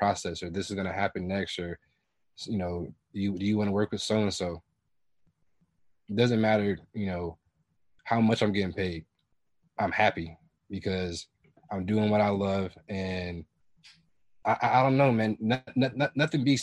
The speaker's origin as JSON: {"language": "English", "town": "Kalamazoo", "region": "Michigan", "country": "United States", "also_born_or_lived": "Atlanta, Georgia / Brazil", "moved": "as an adult", "said": "I'm from Kalamazoo, Michigan. I moved down to Atlanta in 2018"}